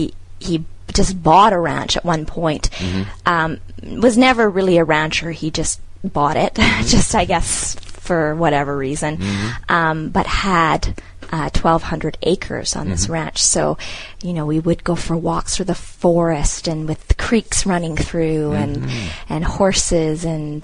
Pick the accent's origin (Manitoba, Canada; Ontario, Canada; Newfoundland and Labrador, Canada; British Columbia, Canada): British Columbia, Canada; North Vancouver; my dad is from there, and his whole family lives there, and so he stayed. So we grew up in North Van, but always went back to visit.